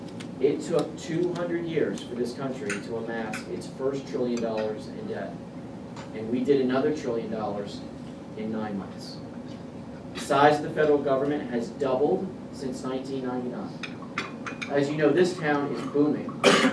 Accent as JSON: {"language": "English", "region": "Florida", "country": "United States", "said": "So I come from Florida, where we have a balanced budget amendment."}